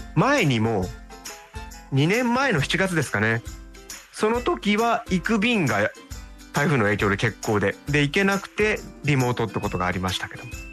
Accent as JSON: {"language": "Japanese", "region": "Tokyo", "country": "Japan", "tie": "born or raised there", "moved": "as an adult", "lives_now": "Okinawa, Japan", "said": "僕なんか本当に比較的都心に生まれ育った"}